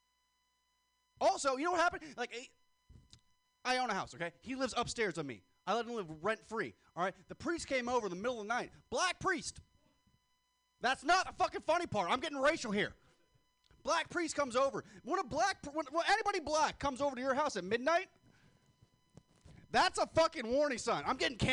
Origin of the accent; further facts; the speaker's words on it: San Francisco, California, United States; I'm from San Francisco